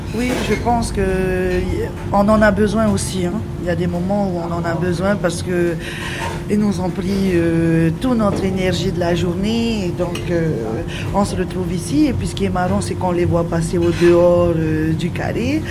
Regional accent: Marquesas Islands, French Polynesia; je suis de l'archipel des Marquises

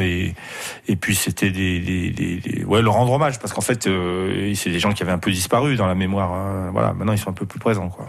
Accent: Grenoble, Auvergne-Rhône-Alpes, France; en tant que Grenoblois

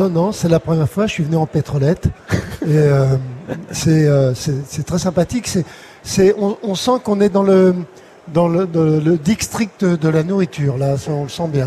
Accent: Paris, Île-de-France, France; Depuis ma naissance, quasiment. Je suis né, je suis né à Montmartre

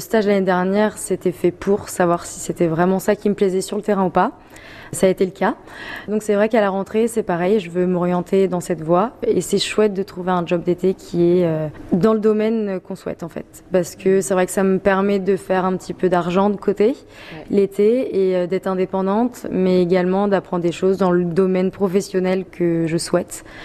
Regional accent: Mayenne, Pays de la Loire, France; je viens de Mayenne, justement. Ah euh, j'ai, grandi dans un village à côté de Mayenne. J'étais à l'école, au collège, au lycée à Mayenne

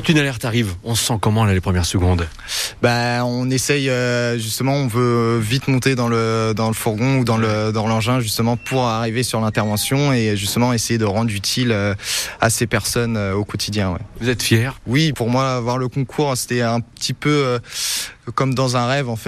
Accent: Pays de la Loire, France; moved away as an adult; now in Sarthe, France; D'où venez-vous euh, De la Loire-Atlantique

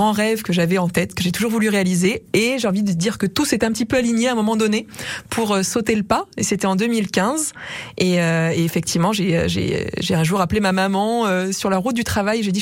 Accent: Auvergne-Rhône-Alpes, France; moved away as an adult; also born or lived in Paris; moi je suis auvergnate, effectivement, j'ai fait mes études en Auvergne, et puis j'ai commencé ma carrière à Paris.

